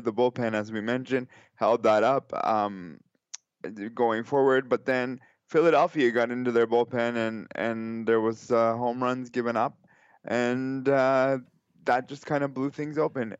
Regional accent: Canada; as a Canadian

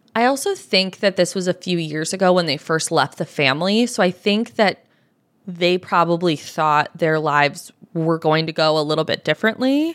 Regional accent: United States; I am an American

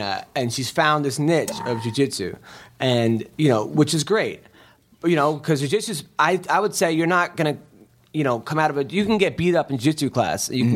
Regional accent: United States; I'm from uh, America

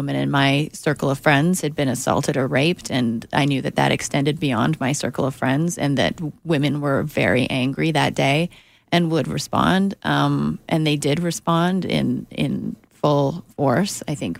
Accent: Canada; moved away as an adult; now in Los Angeles, United States; So actually becoming a writer in the States was I knew realistically not an opportunity that I had as a Canadian unless I broke through somehow.

